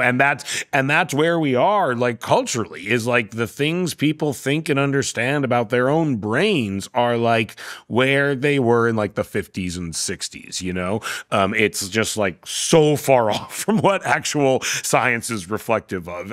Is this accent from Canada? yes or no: yes; Vancouver, British Columbia, Canada; I'm from Vancouver.